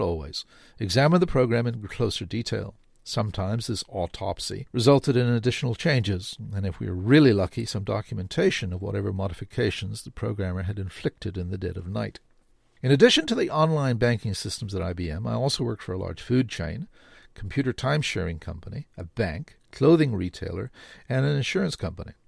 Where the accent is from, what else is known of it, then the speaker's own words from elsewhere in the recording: South Africa; now in Canada; I grew up in South Africa